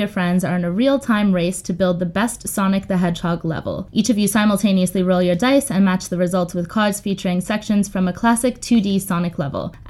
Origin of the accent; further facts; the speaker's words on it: New York, United States; we grew up in New York